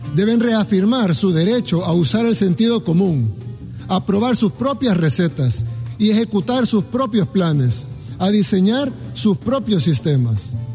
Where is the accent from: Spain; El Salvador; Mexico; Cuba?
El Salvador